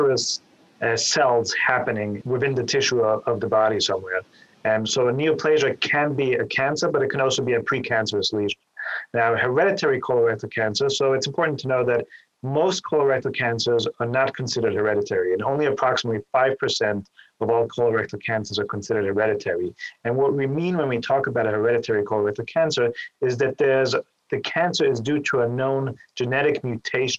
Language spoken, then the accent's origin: English; Vienna, Austria; moved away as an adult; also born or lived in New York City, United States; now in Cleveland, United States; I'm originally from Vienna, Austria, and I came here to the Cleveland Clinic after doing my general surgery training in New York